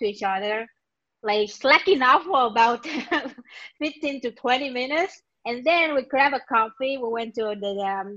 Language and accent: English; Vietnam; moved away as an adult; now in Israel; I'm currently living in Israel. I'm originally from Vietnam. I've been living here for about 10 years or more.